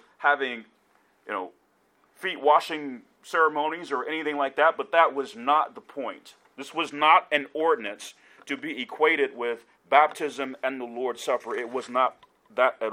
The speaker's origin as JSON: {"language": "English", "town": "Decatur", "region": "Georgia", "country": "United States", "tie": "born or raised there", "moved": "yes", "lives_now": "Kansas City, United States", "said": "Growing up in South Decatur, a suburb of Atlanta"}